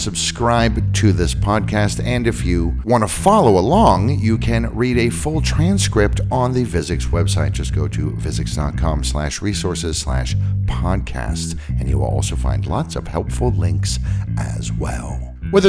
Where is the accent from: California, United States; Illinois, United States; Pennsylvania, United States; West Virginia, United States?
California, United States; Sonoma County, Northern; I grew up in Northern California in Sonoma County